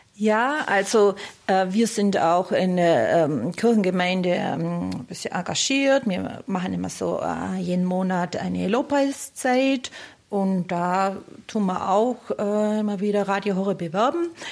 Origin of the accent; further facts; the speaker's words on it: Steinhausen an der Rottum, Baden-Württemberg, Germany; accent: South German; aus dem Kreis Biberach, genau aus Steinhausen an der Rottung